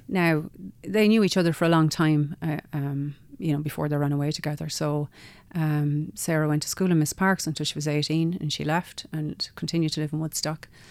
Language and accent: English; Kilkenny, Leinster, Ireland; now in Carlow, Ireland; I'm from Kilkenny, and when my father got a job in the Carla Lodge